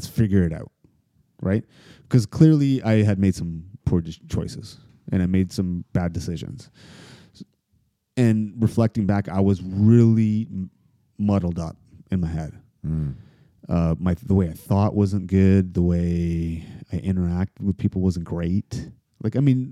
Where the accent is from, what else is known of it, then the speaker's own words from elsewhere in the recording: Toronto, Ontario, Canada; also born or lived in United States; I grew up in Toronto and some parts in the States